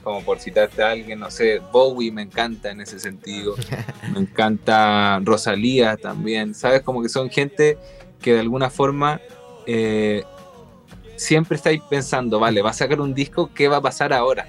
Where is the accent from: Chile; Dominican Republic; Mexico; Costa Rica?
Chile; moved away as an adult; also born or lived in Spain; siendo chileno